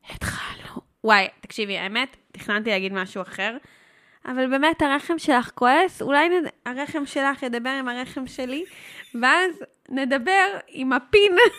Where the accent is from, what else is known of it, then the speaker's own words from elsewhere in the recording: Herzliya, Tel Aviv District, Israel; moved away as an adult; also born or lived in Jaffa; now in Basel, Switzerland; אני נולדתי ברחוב יהודה הלוי בהרצליה